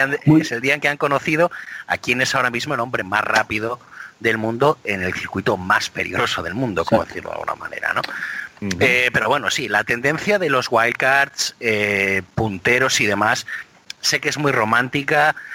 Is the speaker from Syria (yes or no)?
no; Biscay, Basque Country, Spain; nací en Vizcaya